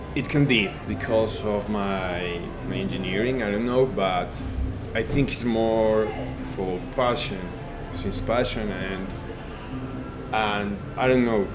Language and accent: English; Medellín, Antioquia, Colombia; English is a second language; I'm here from Medellin, a craft brewer